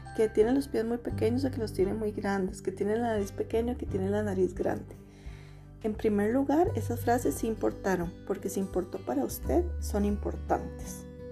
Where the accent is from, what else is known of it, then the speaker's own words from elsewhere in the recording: Costa Rica; soy una mujer de Costa Rica